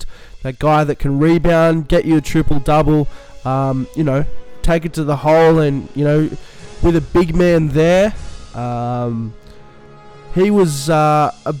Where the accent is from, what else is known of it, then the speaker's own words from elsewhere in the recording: Australia; we're Australian.